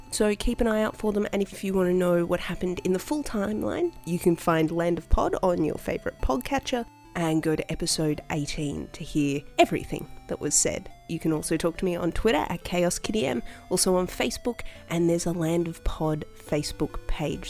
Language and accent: English; Australia; as an Australian